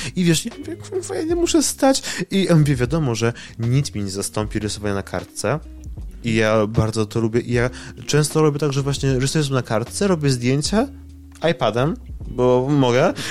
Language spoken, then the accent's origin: Polish; near Wrocław, Lower Silesian Voivodeship, Poland; ja jestem spod Wrocławia i jakby tutaj jakby jestem od e, dziecka